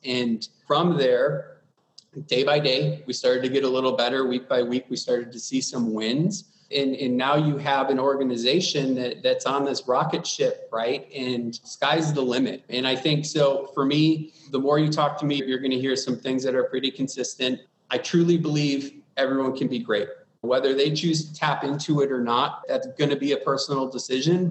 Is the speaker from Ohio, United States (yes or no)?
no; Wisconsin, United States; now in Arizona, United States; I'm from Wisconsin initially. Everyone is pretty nice and, and wired to show you that Midwestern hospitality